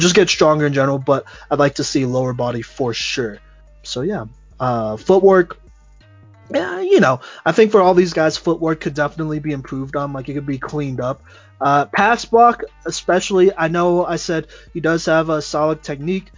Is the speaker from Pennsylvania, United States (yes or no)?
no; Texas, United States; I grew up in Texas